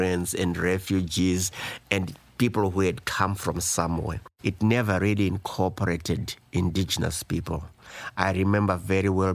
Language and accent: English; Zimbabwe; now in Canada; I was born in Africa, came to Canada in 1972